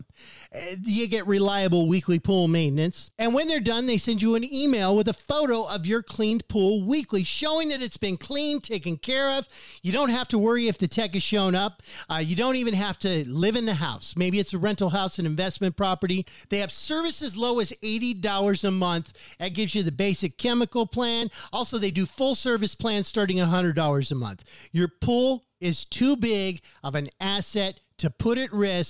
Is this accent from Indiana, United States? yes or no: no; Pine, Arizona, United States; also born or lived in Strawberry, Arizona / Christopher Creek, Arizona; I grew up in Pine, Strawberry, and Christopher Creek